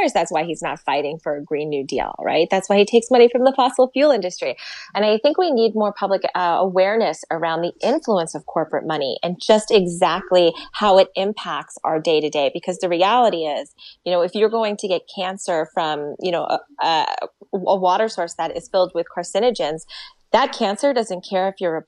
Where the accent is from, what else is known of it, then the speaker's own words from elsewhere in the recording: Suffolk County, New York, United States; also born or lived in Queens, New York; now in Nassau County, United States; I grew up in Suffolk